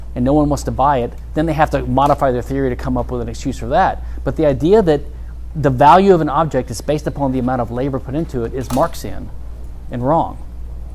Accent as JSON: {"language": "English", "region": "Louisiana", "country": "United States", "said": "I'm from Louisiana"}